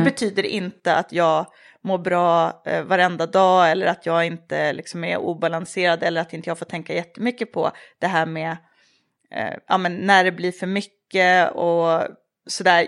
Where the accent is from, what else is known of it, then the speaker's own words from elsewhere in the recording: Tierp, Uppsala County, Sweden; moved away as an adult; also born or lived in Paris; Jag är uppvuxen i Tierp som är en liten ort mellan Uppsala och Gävle.